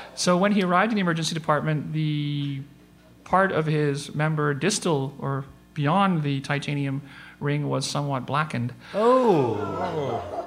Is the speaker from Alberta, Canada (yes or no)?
no; Northern Ontario, Canada; I grew up in Northern Ontario